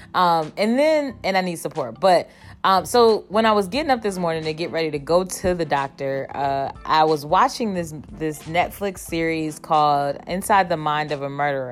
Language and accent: English; Cleveland, Ohio, United States; moved away; I was born and raised in Cleveland